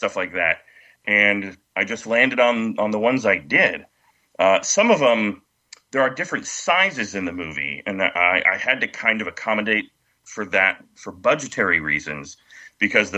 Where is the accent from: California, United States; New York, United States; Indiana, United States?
California, United States; I'm from California